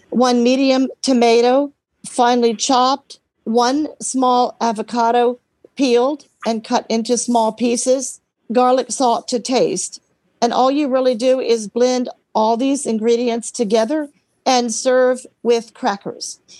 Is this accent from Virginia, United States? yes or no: yes; Alexandria, Virginia, United States; Um, I'm from Alexandria, Virginia.